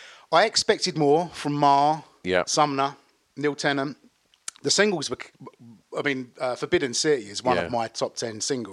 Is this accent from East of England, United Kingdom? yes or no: yes; Basildon, East of England, United Kingdom; I grew up in Basildon.